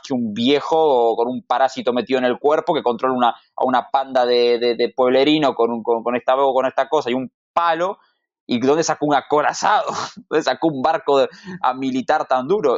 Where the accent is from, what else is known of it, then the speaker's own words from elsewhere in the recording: Argentina; como buen argentino